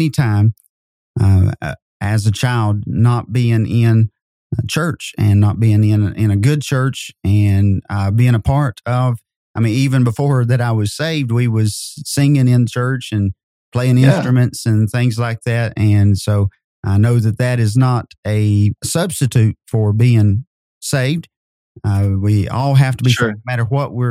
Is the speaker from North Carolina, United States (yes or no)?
yes; North Wilkesboro, North Carolina, United States; also born or lived in Kentucky; now in Madisonville, United States; I grew up in North Carolina. In North Wilkesboro, North Carolina. I was born there.